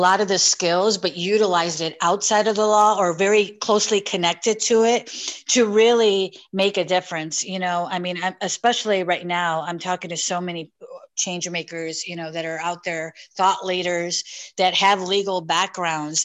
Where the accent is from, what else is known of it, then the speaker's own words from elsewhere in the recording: Elmwood Park, Illinois, United States; I grew up in a small suburb of Chicago called Elmwood Park